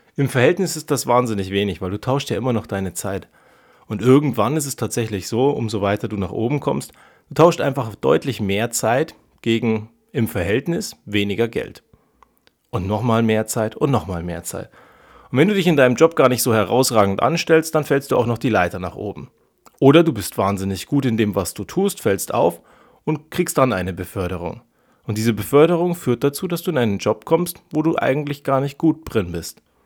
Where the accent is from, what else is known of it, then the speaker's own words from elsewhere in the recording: Germany; wir ernähren uns dazu am Ende falsch als Deutsche